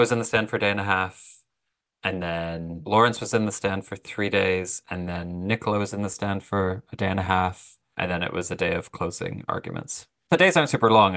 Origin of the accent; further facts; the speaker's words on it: Canada; I'm Canadian